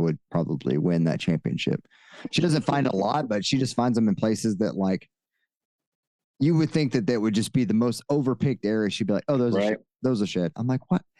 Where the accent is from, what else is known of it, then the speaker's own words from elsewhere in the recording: East Texas, United States; I'm from East Texas